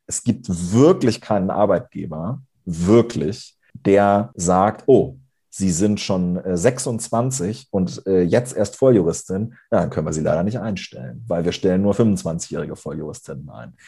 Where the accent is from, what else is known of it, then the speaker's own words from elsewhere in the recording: Lower Saxony, Germany; ich komme aus Niedersachsen, bin auf einem kleinen Dorf aufgewachsen